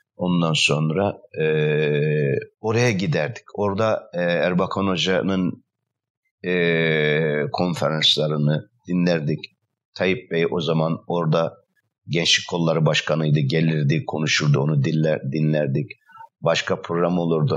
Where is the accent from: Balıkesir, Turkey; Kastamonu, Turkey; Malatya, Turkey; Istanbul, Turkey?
Istanbul, Turkey; also born or lived in Trabzon; altmış dokuz yılında İstanbul'a göç ettik aileyle beraber. E, dolayısıyla, e, İstanbul'a göç ettikten sonra Trabzon'dan İstanbul Şirinevler semtine göç ettik.